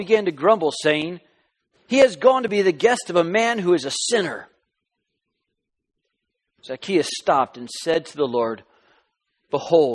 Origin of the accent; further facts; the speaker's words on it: Southern California, United States; moved away as an adult; also born or lived in Alabama / Florida / Kentucky; we're from Southern California. That's home. That's where I met my wife, Skye. Our daughters were born, and we just kind of grew up in Southern California